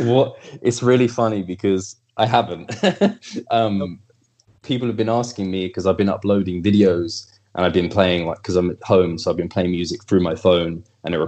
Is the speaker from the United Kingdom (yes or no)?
yes; England, United Kingdom; I'm English.